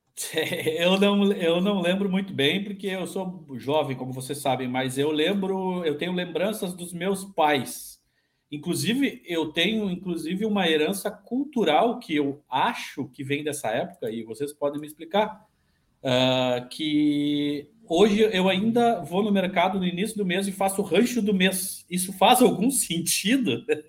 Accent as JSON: {"language": "Portuguese", "country": "Brazil", "said": "eu sou brasileiro"}